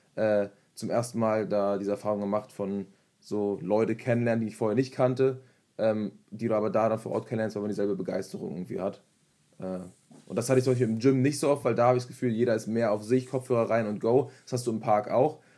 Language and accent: German; Germany; also born or lived in Berlin; bei uns in Deutschland